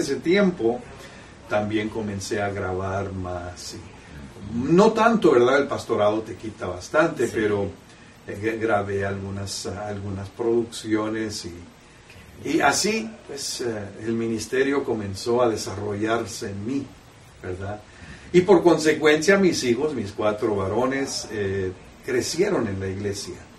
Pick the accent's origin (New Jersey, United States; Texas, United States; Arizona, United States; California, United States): California, United States; San Diego; yo nací en San Diego, California. Mis antecedentes, sin embargo, son de Jalisco